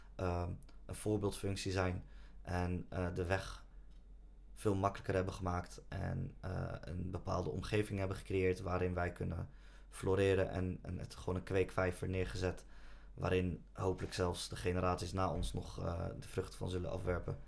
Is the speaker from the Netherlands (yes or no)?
yes; Netherlands; Nederland voelt voor ons als ons thuisland. We zijn hier opgegroeid